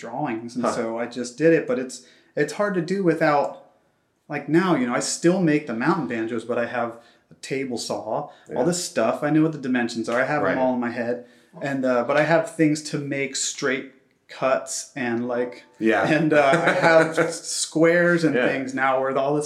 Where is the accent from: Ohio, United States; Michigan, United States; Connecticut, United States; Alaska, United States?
Ohio, United States; moved away as an adult; also born or lived in New York City; now in Portland, United States; I'm originally from Ohio and I moved out there for grad school